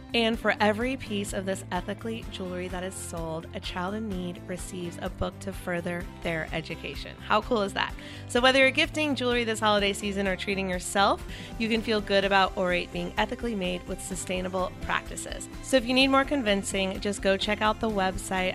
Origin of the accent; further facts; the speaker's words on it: North Carolina, United States; now in California, United States; I'm the girl from North Carolina that moved to California